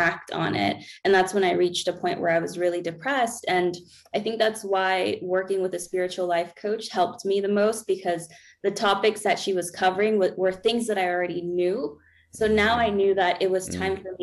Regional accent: Peru; also born or lived in Florida, United States; now in Colorado, United States; I'm from Peru

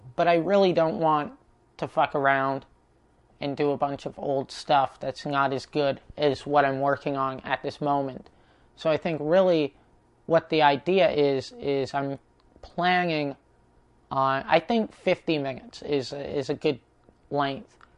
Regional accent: Prince George, British Columbia, Canada; moved away; my hometown in Prince George

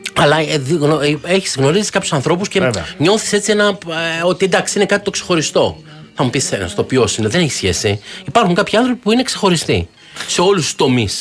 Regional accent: Athens, Attica, Greece; εγώ εκεί που γεννήθηκα στο κέντρο τη Αθήνα, πλατεία Μαβίλη

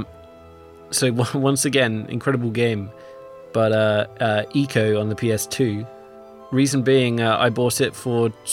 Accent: England, United Kingdom; I'm English.

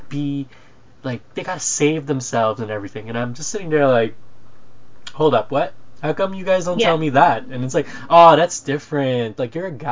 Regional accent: Philippines; moved away; I was born in the Philippines

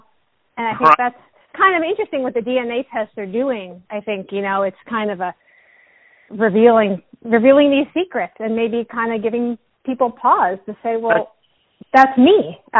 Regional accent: New York, United States; as a New Yorker

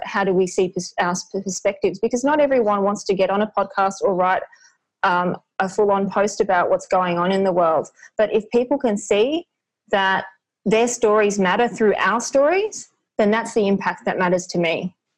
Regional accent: Australia; I was born here, my parents met here

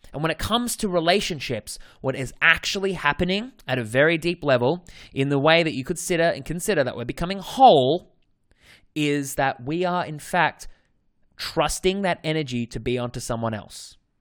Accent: Australia; accent: Australian; my Australian accent

